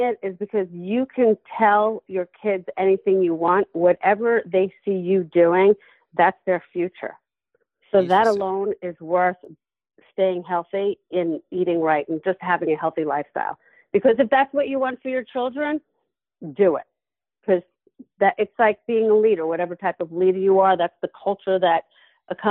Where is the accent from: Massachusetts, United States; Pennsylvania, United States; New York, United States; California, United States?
New York, United States; Levittown; I grew up in Levittown, Long Island